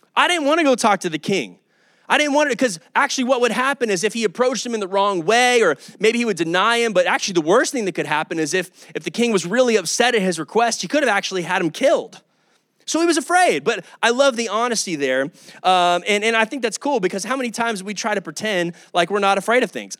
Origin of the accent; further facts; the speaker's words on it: Kyle, Texas, United States; also born or lived in Oklahoma; I'm from Kyle, Texas. I'm from this area, Austin area.